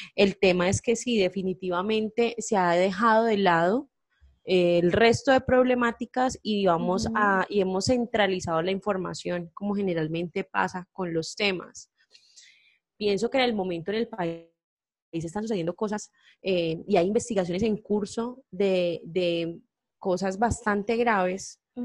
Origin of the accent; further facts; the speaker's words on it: Colombia; lo que somos nosotros como nación, lo que somos nosotros como colombianos